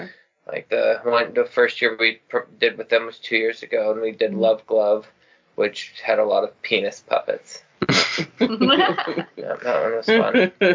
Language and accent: English; Midwest, United States; because we're from the Midwest originally, so we say Aunt.